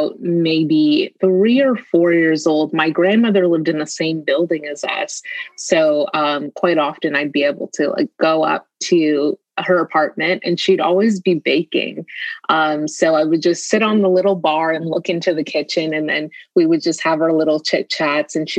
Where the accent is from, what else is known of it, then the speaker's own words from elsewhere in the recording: Toronto, Ontario, Canada; I was born and raised here in Canada, Toronto